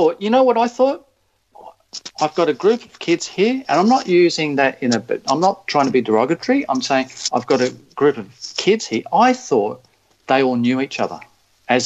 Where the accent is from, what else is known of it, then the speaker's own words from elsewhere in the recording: Australia; we're different, we're Australian, we don't have to play the game this way